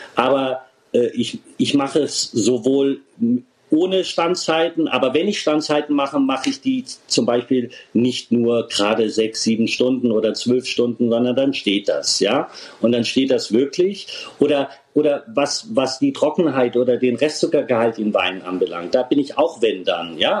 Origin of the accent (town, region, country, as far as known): Rhineland-Palatinate, Germany